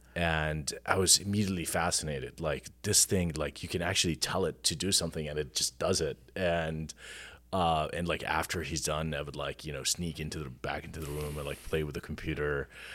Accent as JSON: {"language": "English", "country": "Jordan", "tie": "born or raised there", "moved": "as an adult", "lives_now": "United States", "said": "I am, uh, was born and raised in Jordan. I came to the U S, uh, ten years ago to work in technology"}